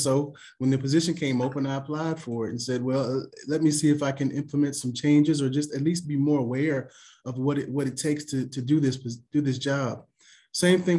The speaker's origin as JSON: {"language": "English", "town": "Lynchburg", "region": "Virginia", "country": "United States", "tie": "born or raised there", "said": "I am from Lynchburg, so we kind of call this, always call it a small town"}